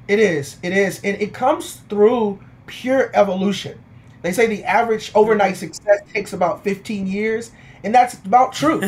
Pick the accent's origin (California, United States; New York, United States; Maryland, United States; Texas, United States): Texas, United States; Houston; I'm originally from Houston, Texas, born and raised in Houston, Texas